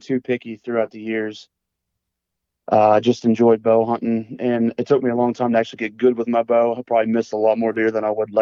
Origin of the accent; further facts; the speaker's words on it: West Central Pennsylvania, United States; I'm 27 years old. I'm from West Central Pennsylvania